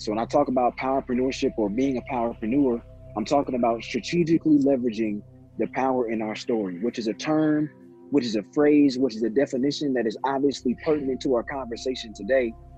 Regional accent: Indianapolis, Indiana, United States; also born or lived in South Bend, Indiana / Gary, Indiana; Indianapolis raised me. Indianapolis made me, but born in South

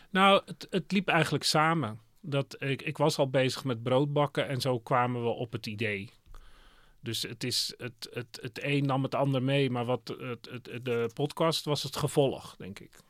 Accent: Netherlands; we zijn Hollanders

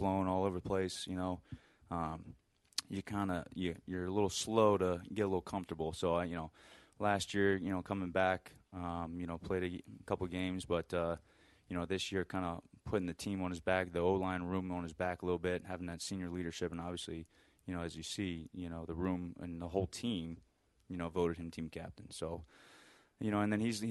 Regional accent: Pennsylvania, United States; moved away as an adult; now in Idaho, United States; I'm originally from the East Coast, from Pennsylvania.

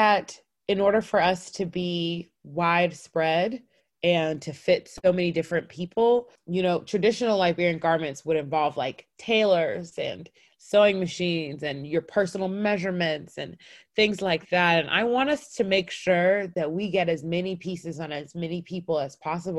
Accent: North Cobb, Georgia, United States; I grew up in North Cobb. We were the only Black family in the neighborhood and therefore for sure the only African family.

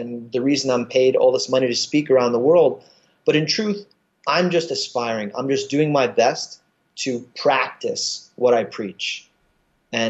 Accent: New York City, New York, United States; I'm from Brooklyn

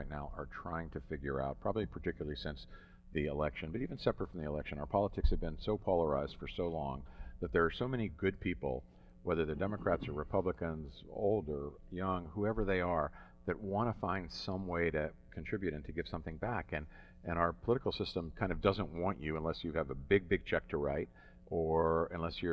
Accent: Pittsburgh, Pennsylvania, United States; we were born and raised in Pittsburgh

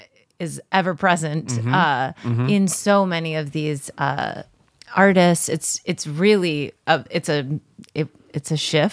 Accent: Chicago, Illinois, United States; I'm from Chicago

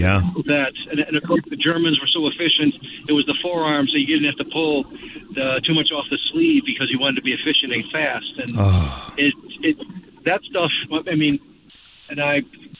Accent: Chicago, Illinois, United States; I grew up in Chicago in the southeast side. I grew up in a neighborhood that had a lot of the many members of the Hebrew faith.

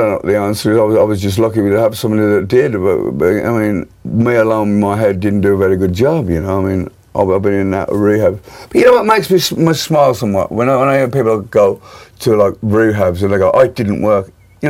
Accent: Birmingham, West Midlands, United Kingdom; And there's a lot of interesting things come out of my hometown, Birmingham.

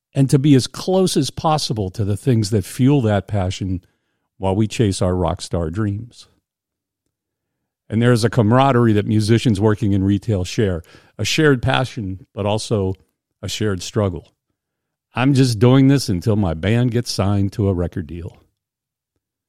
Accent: Indiana, Pennsylvania, United States; I grew up in Indiana, Pennsylvania, hometown of the great actor Jimmy Stewart

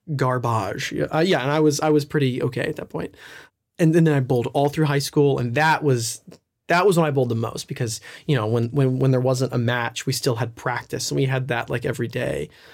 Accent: Nashville, Tennessee, United States; I'm from Nashville

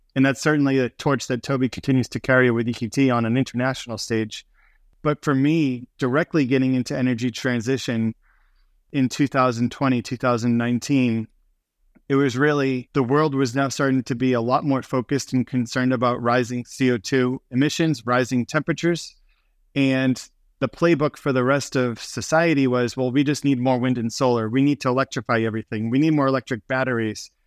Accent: Boston, Massachusetts, United States; We grew up in Boston, Massachusetts

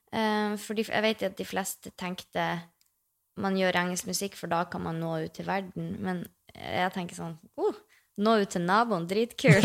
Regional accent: Mosjøen, Nordland, Norway; Jeg bodde jo hjemme i Mosjøen

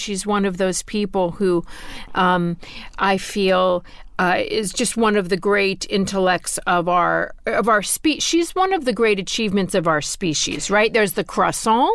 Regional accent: Florida, United States; Growing up in Florida, where, first of all, every day is a bad hair day for a Jewish girl

